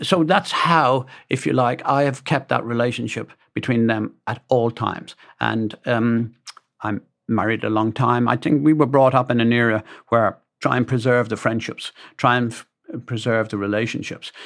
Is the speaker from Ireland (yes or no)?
yes; Dublin, Leinster, Ireland; a guy called McTunney, for example, that we grew up in Dublin together